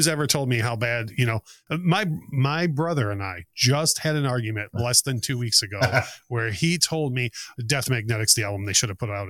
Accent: Detroit, Michigan, United States; every time I tell someone I'm from Detroit

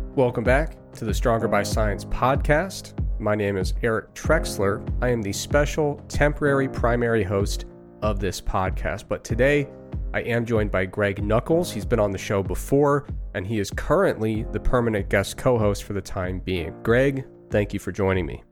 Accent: Ohio, United States; growing up in Ohio in the nineties

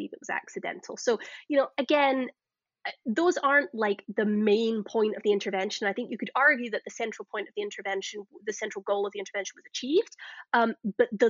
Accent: Glasgow, Scotland, United Kingdom; moved away; if you can't tell from my accent, I'm Scottish originally. I came from Glasgow

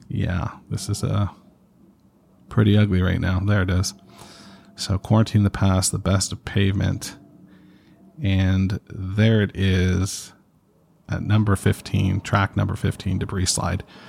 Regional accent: Canada; I'm Canadian

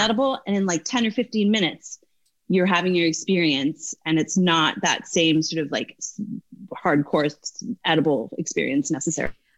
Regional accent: Newfoundland and Labrador, Canada; moved away as an adult; also born or lived in Dublin, Ireland; now in United States; i i grew up in Newfoundland.

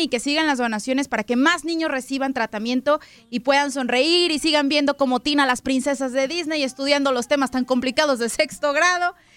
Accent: Mexico; Yo soy mexicana.

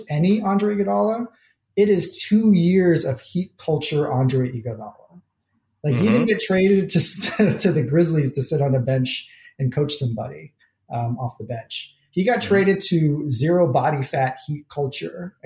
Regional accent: New Jersey, United States; I'm from New Jersey. Grew up with the Keith Van Horn era or whatever the hell he grew up with of the Nets

